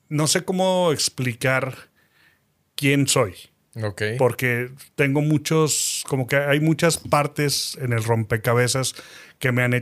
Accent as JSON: {"language": "Spanish", "region": "Mexico City", "country": "Mexico", "tie": "born or raised there", "lives_now": "Saltillo, Mexico", "said": "Nacido y he este, criado en, Distrito Federal, ahora Ciudad de México, pero por cuestiones de azares del destino muy, muy agradables y muy divertidos."}